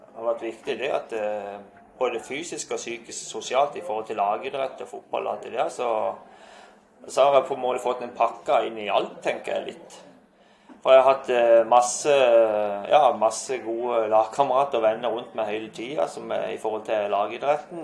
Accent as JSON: {"language": "Norwegian", "area": "Skjernøy", "region": "Agder", "country": "Norway", "tie": "born or raised there", "said": "jeg har så mange gode minner fra, fra oppveksten på Skjernesøy"}